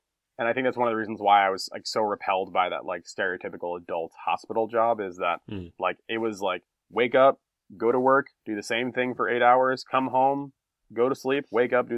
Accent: United States; first language English; moved away as an adult; now in Japan; always going to be an American, because that's where I was born

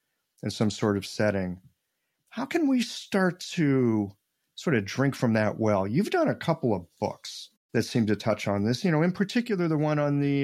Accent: Midwest, United States; I'm this guy from the Midwest.

